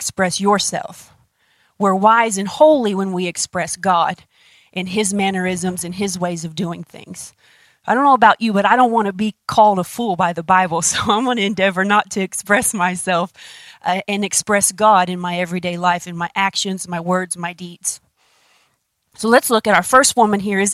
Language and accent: English; United States; we're American